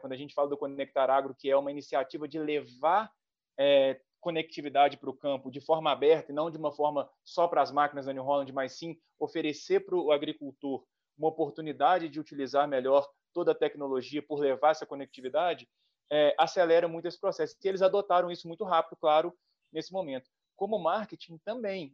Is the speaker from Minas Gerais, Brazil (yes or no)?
yes; Minas Gerais, Brazil; eu sou mineiro